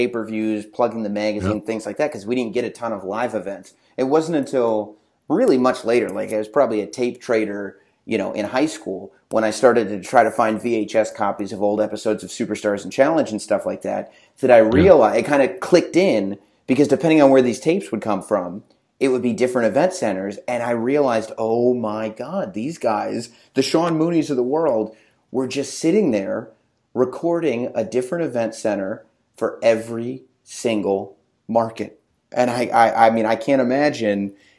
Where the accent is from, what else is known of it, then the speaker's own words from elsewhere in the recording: England, United Kingdom; So I grew up in England for kind of the formative.